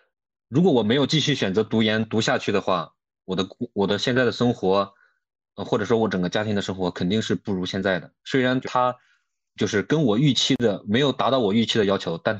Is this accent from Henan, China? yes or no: yes; Zhengzhou, Henan, China; 或者又或者像我老家郑州这样的，然后去找一份可能工资没这么高，但是可以养家糊口的